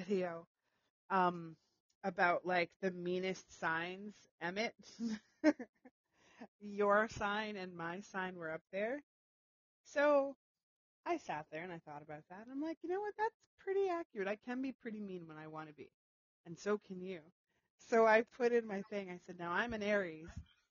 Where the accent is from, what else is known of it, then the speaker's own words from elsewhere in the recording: Canada; I'm Canadian